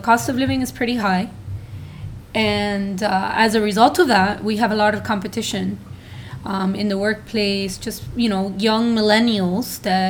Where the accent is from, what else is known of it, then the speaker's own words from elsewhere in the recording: Miami, Florida, United States; also born or lived in Honduras; I'm from Miami and I've been here for 20 years, but I was originally born in Honduras.